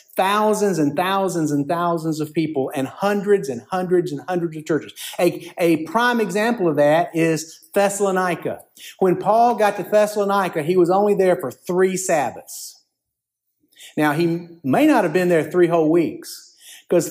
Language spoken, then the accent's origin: English; Columbus, Georgia, United States; In my hometown of Columbus, Georgia